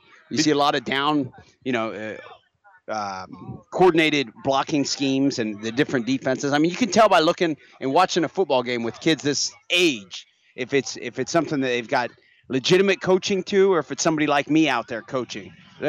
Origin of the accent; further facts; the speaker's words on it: La Grange, Kentucky, United States; I grew up in LaGrange, not far.